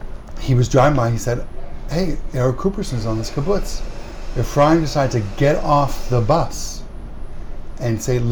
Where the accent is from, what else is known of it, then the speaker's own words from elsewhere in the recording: Toronto, Ontario, Canada; now in Jerusalem, Israel; Okay, I'm originally from Toronto, Canada, and I grew up in a typical conservative Jewish home